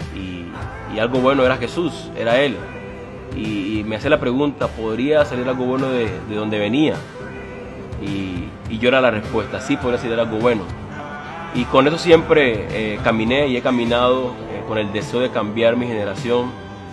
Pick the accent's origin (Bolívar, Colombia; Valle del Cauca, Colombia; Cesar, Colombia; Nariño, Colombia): Bolívar, Colombia; Cartagena; Crecí en una comunidad en Colombia llamada San Francisco, en la ciudad de Cartagena.